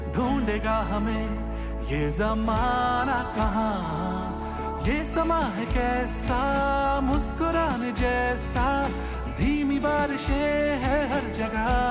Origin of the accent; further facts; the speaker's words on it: Gwalior, Madhya Pradesh, India; moved away as an adult; also born or lived in Mumbai, India; now in Toronto, Canada; मैं originally uh, Gwalior India से हूँ